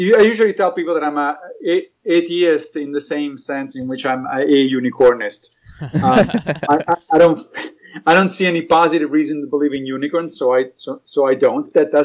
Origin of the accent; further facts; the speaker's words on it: Rome, Lazio, Italy; English is a second language; moved away as an adult; also born or lived in Knoxville, Tennessee / Connecticut; now in United States; I was raised in Rome. I grew up there.